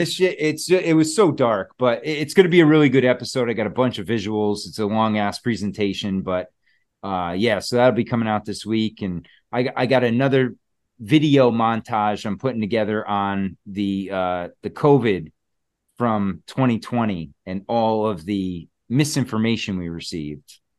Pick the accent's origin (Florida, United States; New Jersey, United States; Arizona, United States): New Jersey, United States; I was born in New Jersey